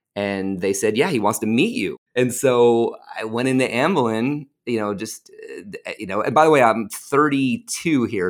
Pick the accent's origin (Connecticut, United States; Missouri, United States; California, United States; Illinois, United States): Connecticut, United States; Westport; moved away as an adult; I'm from Westport, Connecticut.